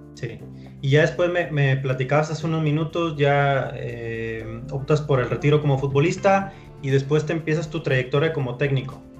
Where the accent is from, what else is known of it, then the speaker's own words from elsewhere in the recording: Monterrey, Nuevo León, Mexico; la, gente acá de, Monterrey